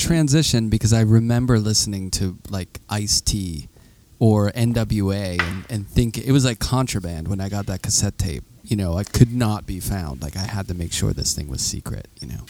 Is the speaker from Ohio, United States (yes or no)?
no; Pittsburgh, Pennsylvania, United States; I'm from Pittsburgh, and we that's like the vernacular we say. Yeah. I grew up next to Chartier's Creek